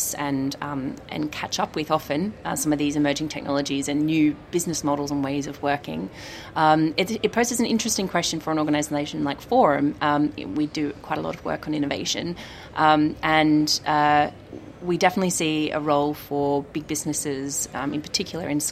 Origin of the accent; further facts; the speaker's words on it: Australia; I'm Australian